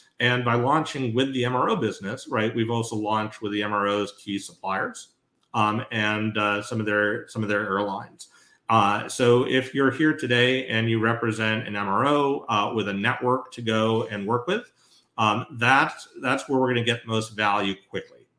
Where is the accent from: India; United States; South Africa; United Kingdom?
United States; Northeast; I grew up in the Northeast, New York Thruway or the Mass Pike